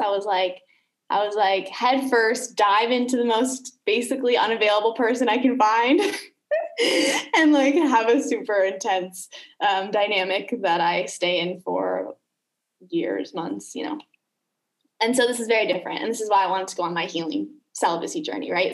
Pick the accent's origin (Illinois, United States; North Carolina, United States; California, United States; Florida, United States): Illinois, United States; Chicago; moved away as an adult; also born or lived in Los Angeles; now in Canggu, Indonesia; I am from Chicago originally, from the US, lived in LA and Chicago.